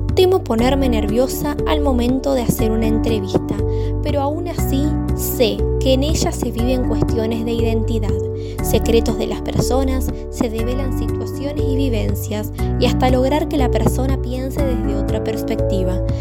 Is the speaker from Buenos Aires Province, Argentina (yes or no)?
no; Rafaela, Santa Fe, Argentina; moved away as an adult; now in Rosario, Argentina; Nací en la ciudad de Rafaela, provincia de Santa Fe. Allí viví toda mi vida hasta que en 2017 me mudé a la ciudad de Rosario